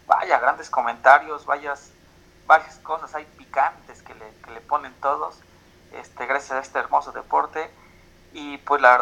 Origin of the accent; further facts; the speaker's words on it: Puebla, Mexico; siendo americanista y siendo poblano.